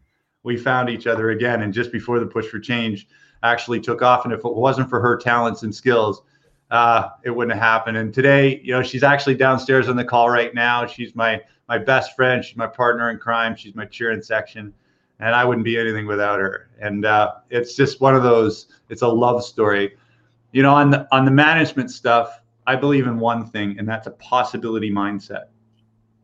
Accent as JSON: {"language": "English", "country": "Canada", "said": "I am Canadian"}